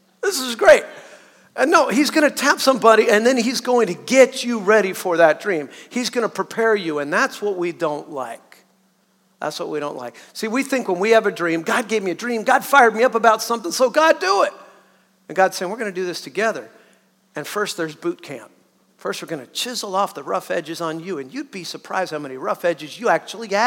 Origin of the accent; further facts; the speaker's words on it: Southern California, United States; moved away; I'm a Southerner, born and raised pretty much in Southern California